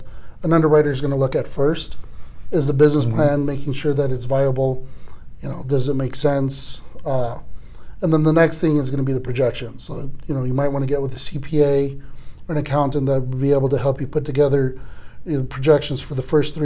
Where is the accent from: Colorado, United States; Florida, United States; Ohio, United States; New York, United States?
Colorado, United States; also born or lived in Texas; I was born in Texas, but I moved out here when I was 5. So at this point, I consider myself a Coloradoan